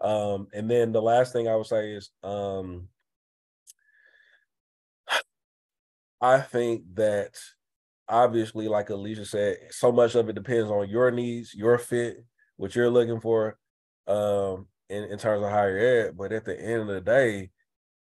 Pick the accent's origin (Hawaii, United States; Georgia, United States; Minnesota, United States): Georgia, United States; Atlanta; I grew up in Atlanta